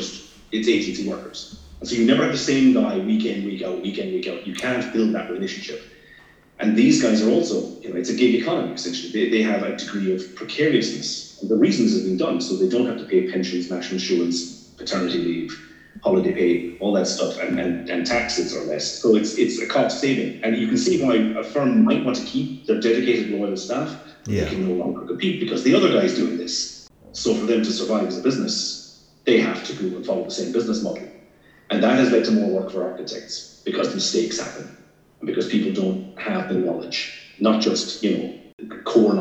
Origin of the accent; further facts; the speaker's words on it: Ireland; now in Scotland, United Kingdom; I'm not from here, I'm Irish